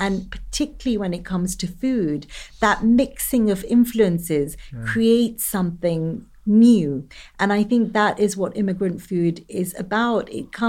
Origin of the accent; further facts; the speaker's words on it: United Kingdom; I'm East African, Indian, I'm British.